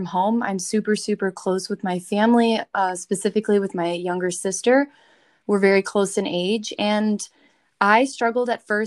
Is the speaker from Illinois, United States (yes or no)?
yes; Chicago, Illinois, United States; moved away as an adult; now in Bloomington, United States; I'm only from Chicago